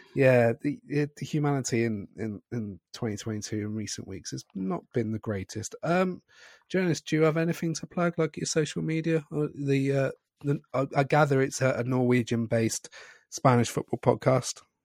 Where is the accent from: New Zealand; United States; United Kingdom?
United Kingdom; Scotland; I'm also Scottish